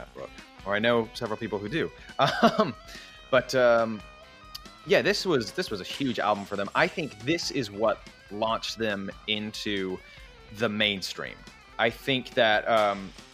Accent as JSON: {"language": "English", "country": "United States", "said": "we're American"}